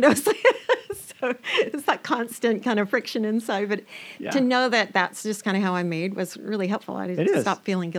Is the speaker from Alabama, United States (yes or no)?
yes; Alabama, United States; I was born and raised in Alabama. Yeah. Oh, and my accent will come back when I fly over the Mason-Dixon line.